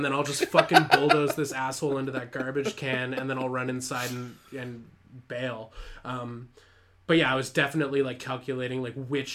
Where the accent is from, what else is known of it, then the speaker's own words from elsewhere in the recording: Canada; I'm Canadian